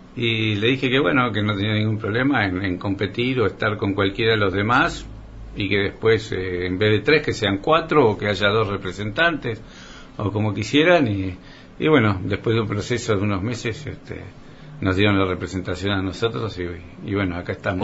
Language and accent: Spanish; Coronel Suárez, Buenos Aires Province, Argentina; also born or lived in Rosario; soy un, un suarense, nací en Rosario